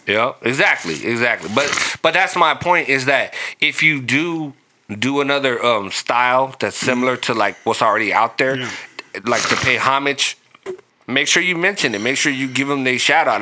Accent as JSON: {"language": "English", "town": "Long Beach", "region": "California", "country": "United States", "tie": "born or raised there", "said": "growing up in North Long Beach"}